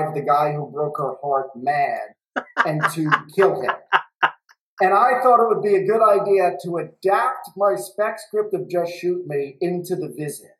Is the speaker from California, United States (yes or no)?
no; New York City, New York, United States; I come from Brooklyn. I come literally from, like, not really the, like, Goodfellas, but my neighborhood in Bensonhurst, and I grew up in, like, Brighton Beach, Bensonhurst, Bay Ridge